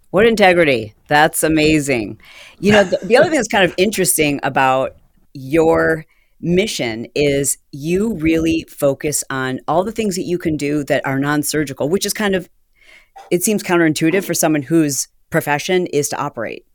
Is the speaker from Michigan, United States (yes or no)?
yes; Michigan, United States; I'm from Michigan